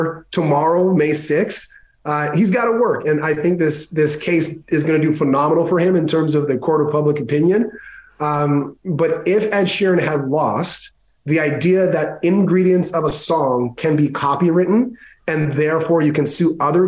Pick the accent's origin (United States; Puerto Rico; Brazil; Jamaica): Jamaica; I'm Jamaican